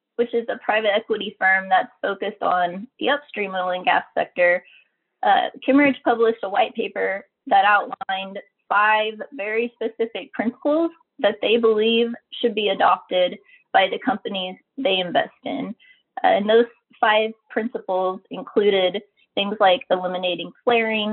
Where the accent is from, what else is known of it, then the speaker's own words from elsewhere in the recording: Oklahoma, United States; I grew up in Oklahoma, where we have a lot of oil and gas in our state.